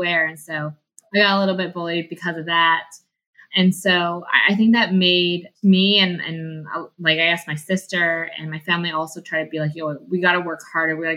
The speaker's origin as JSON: {"language": "English", "town": "Vancouver", "region": "British Columbia", "country": "Canada", "tie": "born or raised there", "also_born_or_lived": "Calgary", "said": "I grew up in Vancouver. I grew up in the Vancouver East Side."}